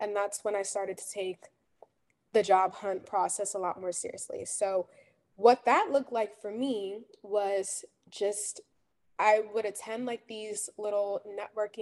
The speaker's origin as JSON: {"language": "English", "town": "Jersey City", "region": "New Jersey", "country": "United States", "said": "I'm from Jersey City, New Jersey"}